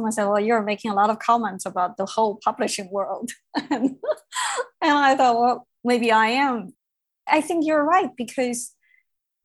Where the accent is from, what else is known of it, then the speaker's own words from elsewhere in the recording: Beijing, China; moved away; I grew up in Beijing